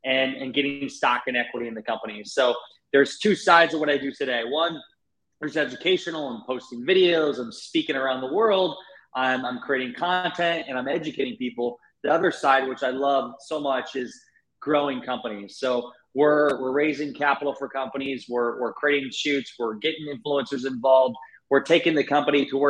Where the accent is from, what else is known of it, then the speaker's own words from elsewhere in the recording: Northeast Iowa, United States; I'm born and raised in Iowa, Northeast Iowa